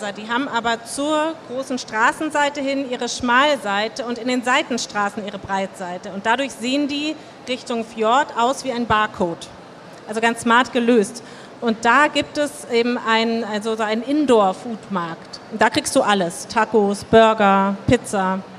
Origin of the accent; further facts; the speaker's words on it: Hamburg, Germany; Also klar, Hafenviertel muss ich, wir als Hamburger wissen, wie das ist.